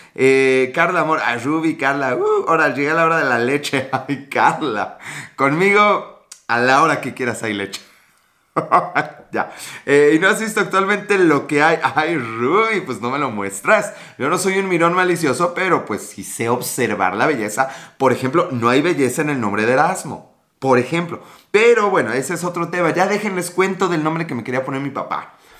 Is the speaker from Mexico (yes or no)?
yes; northern Mexico, Mexico; accent: norteño; now in Puebla, Mexico; soy mexicano de ahí del norte